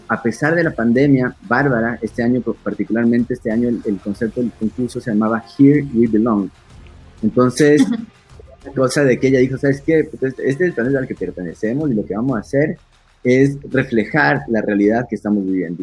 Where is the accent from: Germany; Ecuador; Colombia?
Ecuador; necesito estar en mi país, tengo mi gente, tengo mi familia